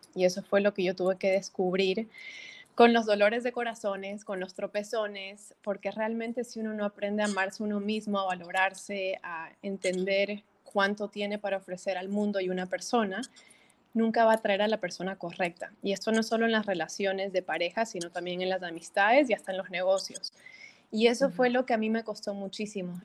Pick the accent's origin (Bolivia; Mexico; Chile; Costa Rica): Bolivia; moved away as an adult; now in Miami, United States; soy boliviana, nací, me crié en, Bolivia hasta mis 18 años y luego salí para estudiar a Estados Unidos y yo viviendo en Miami ya casi 14 años.